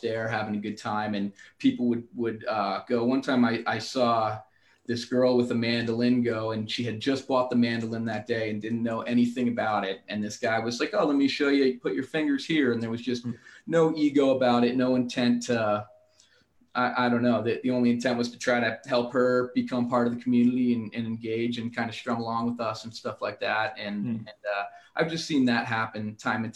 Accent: New Haven, Connecticut, United States; now in Colorado, United States; I'm from New Haven, Connecticut

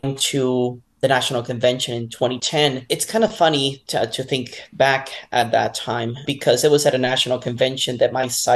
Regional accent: Puerto Rico; moved away; also born or lived in Utah; I am originally from Puerto Rico

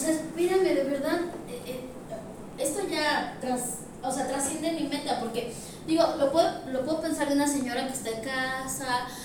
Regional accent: Mexico; que es lo que no tenemos como mexicanos

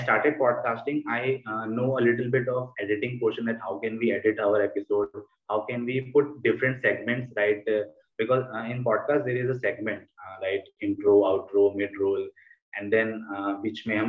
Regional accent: India; I'm an Indian or I'm not from the US

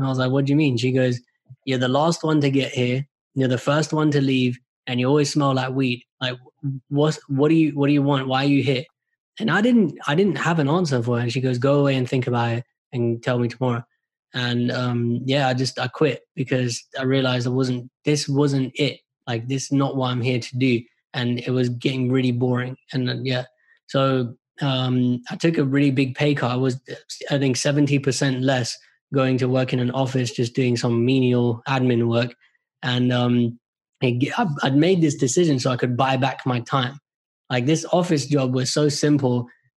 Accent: India; So I'm Indian, right? Our people are like, education is God.

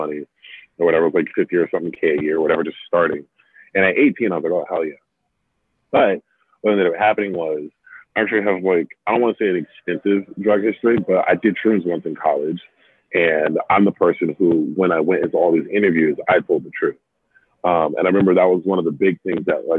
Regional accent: New York City, New York, United States; also born or lived in Albany, New York; I was raised in Bed-Stuy

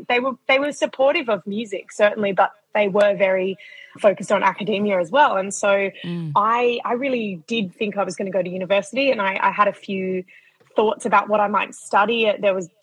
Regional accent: Hawkesbury, New South Wales, Australia; I come from Western Sydney. So I grew up in a town called the Hawkesbury

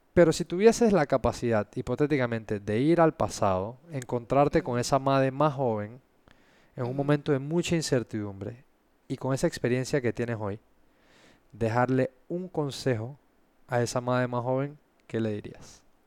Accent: Panama; esa experiencia que vivimos como panameños

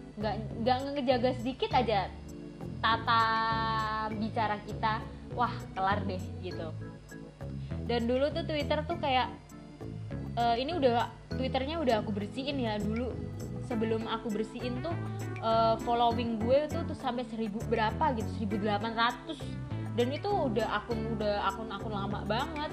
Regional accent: Surabaya, East Java, Indonesia; gue adalah orang Surabaya

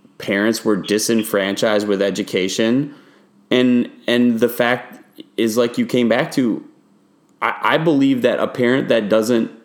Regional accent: Wisconsin, United States; moved away as an adult; now in Houston, United States; I grew up in Wisconsin

